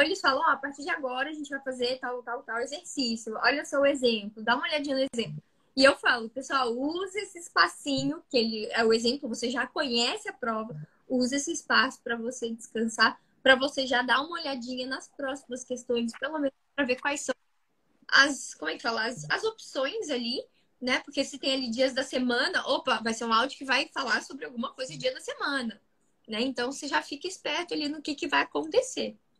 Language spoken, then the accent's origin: Portuguese; interior of Rio de Janeiro state, Brazil; eu, nasci no Rio de Janeiro, fui pro interior, morei muitos, muitos anos no interior do Rio de Janeiro. E depois eu voltei pro Rio mesmo